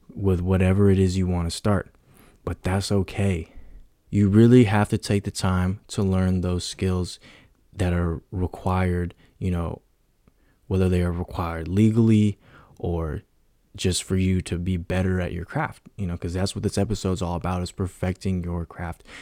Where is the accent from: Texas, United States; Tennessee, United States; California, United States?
California, United States; San Francisco Bay Area; I'm from the Bay Area